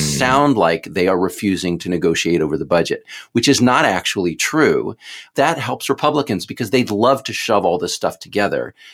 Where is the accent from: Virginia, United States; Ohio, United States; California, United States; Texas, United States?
Texas, United States; Houston; I'm from Houston